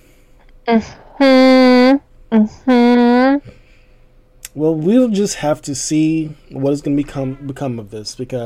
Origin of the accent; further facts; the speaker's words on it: California, United States; my home state of California